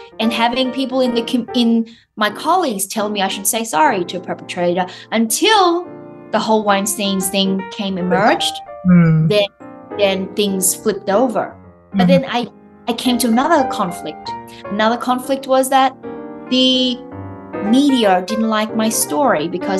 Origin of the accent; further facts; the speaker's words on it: Australia; accent: Australian; I'll go back into my Australian accent